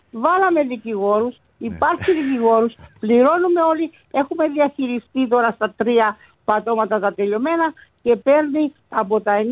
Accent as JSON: {"language": "Greek", "town": "Paphos", "region": "Paphos District", "country": "Cyprus", "tie": "born or raised there", "said": "Εγώ είμαι από Πάφο."}